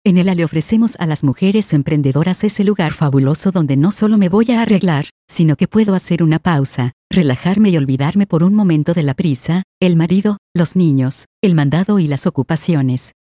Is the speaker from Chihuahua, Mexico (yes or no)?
yes; Ciudad Juárez, Chihuahua, Mexico; Nací en Ciudad Juárez, tuve una infancia humilde, crecí en la colonia industrial, prácticamente en el centro de la ciudad.